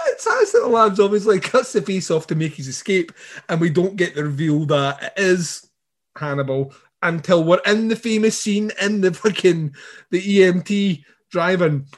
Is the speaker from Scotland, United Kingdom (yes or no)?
yes; Scotland, United Kingdom; I'm Scottish